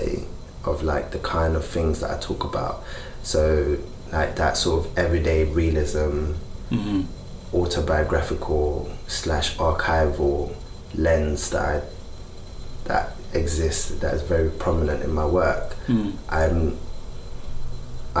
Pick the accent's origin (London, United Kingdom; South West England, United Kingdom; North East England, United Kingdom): London, United Kingdom; growing up in Peckham